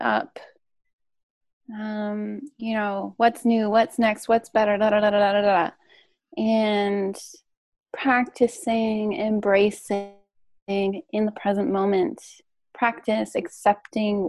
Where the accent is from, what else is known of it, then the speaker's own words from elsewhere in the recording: Canada; I'm Canadian